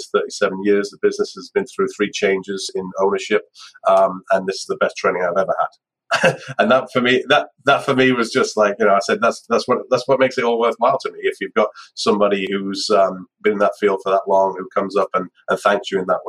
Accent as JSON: {"language": "English", "country": "United Kingdom", "said": "being British"}